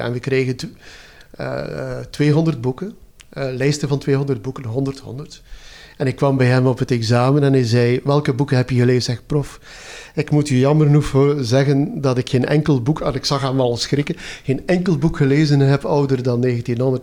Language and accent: Dutch; Zerkegem, Flanders, Belgium; also born or lived in Ghent; ik ben geboren in Zerkegem. Dat is een gat in de grond in West-Vlaanderen.